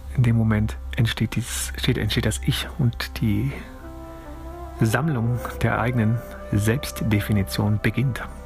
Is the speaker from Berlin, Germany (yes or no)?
no; Cologne, North Rhine-Westphalia, Germany; ich bin in Köln aufgewachsen